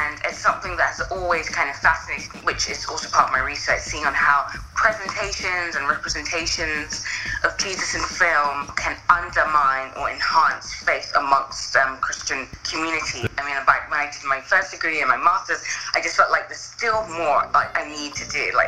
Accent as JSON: {"language": "English", "region": "London", "country": "United Kingdom", "lives_now": "Exeter, United Kingdom", "said": "I am from London, but I've moved out now to a place called Exeter, which is in more the southwest of the UK."}